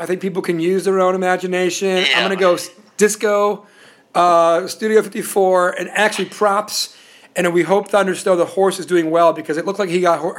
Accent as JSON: {"language": "English", "country": "Puerto Rico", "said": "Because I was coming from Puerto Rico, everybody listens to salsa, and that's great."}